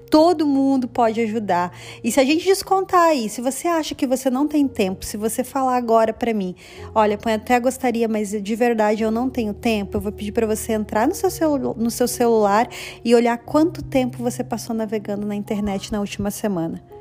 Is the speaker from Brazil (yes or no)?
yes; Brazil; now in Canada; foi assim que eu também comecei a plantar aqui no Canadá, porque é, quando eu vim do Brasil, gente, eu já tinha plantado lá e eu já estava colhendo no Brasil, sabe?